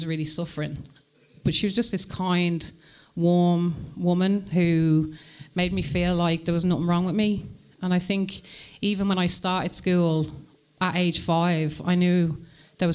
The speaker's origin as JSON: {"language": "English", "town": "Coventry", "region": "West Midlands", "country": "United Kingdom", "tie": "born or raised there", "also_born_or_lived": "Birmingham", "said": "I was born in England, in the Midlands, Coventry"}